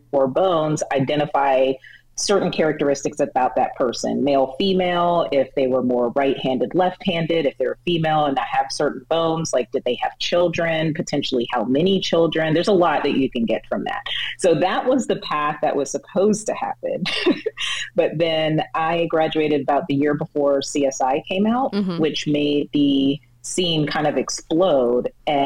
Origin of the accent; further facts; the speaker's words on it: Atlanta, Georgia, United States; born there; So I was actually born in Atlanta. People always like to debate me because they say I pronounce the T's, but I was actually born